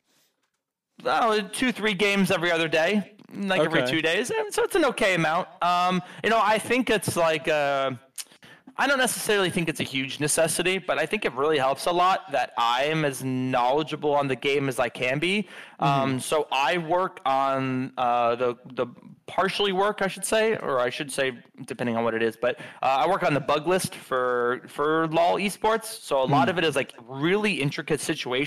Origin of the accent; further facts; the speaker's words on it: Philadelphia, Pennsylvania, United States; moved away; I'm from Philly